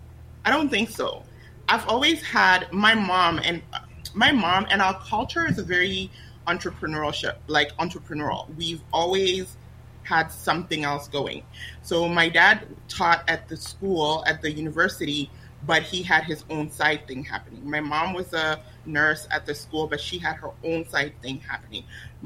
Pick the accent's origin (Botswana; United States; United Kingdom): Botswana; English is a second language; But in terms of just growing up in Botswana, I never felt like I was lacking anything, right?